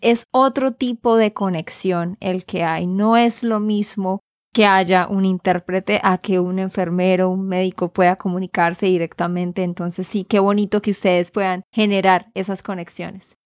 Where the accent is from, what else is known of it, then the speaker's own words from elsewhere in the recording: Santander, Colombia; de Santander, Colombia